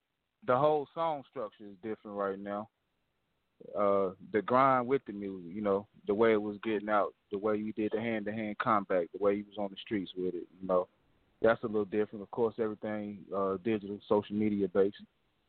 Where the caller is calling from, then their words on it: Greensboro, North Carolina, United States; I'm calling from Greensboro, North Carolina.